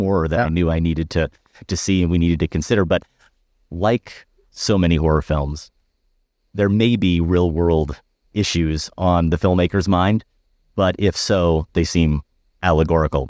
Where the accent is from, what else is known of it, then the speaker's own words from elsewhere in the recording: Iowa, United States; I grew up in Iowa